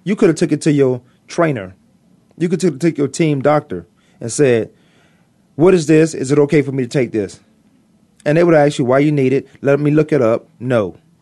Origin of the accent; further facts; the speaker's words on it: Virginia, United States; I'm from Virginia